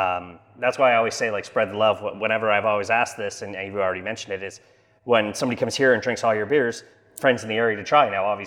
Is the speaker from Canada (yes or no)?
yes; Canada; we're from Canada.